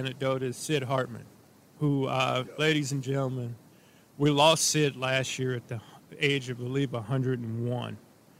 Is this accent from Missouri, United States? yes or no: yes; St. Louis, Missouri, United States; Now he remembered I was from St. Louis because where he